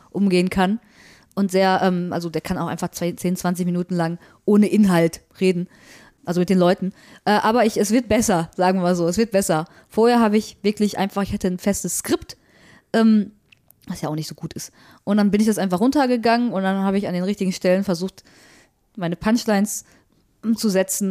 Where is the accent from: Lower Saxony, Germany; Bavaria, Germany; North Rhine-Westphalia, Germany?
North Rhine-Westphalia, Germany; Recklinghausen; aber Recklinghausen ist schon ziemlich Ruhrgebiet und gerade Recklinghausen Süd, wo ich herkomme